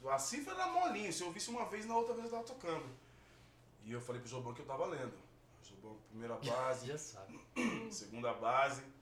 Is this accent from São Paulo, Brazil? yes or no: yes; São Paulo, Brazil; Sou ali do Grajaú também, tal, tal, tal, tal, tal